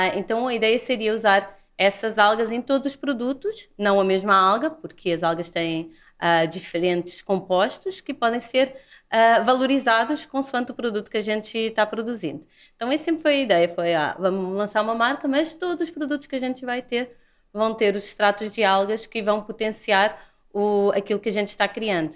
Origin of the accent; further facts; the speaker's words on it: Portugal; moved away as an adult; also born or lived in Lisbon; now in Brazil; eu sou portuguesa